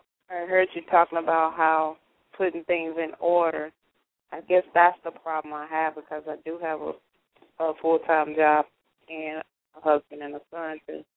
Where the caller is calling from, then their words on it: Nashville, Tennessee, United States; from Nashville, Tennessee.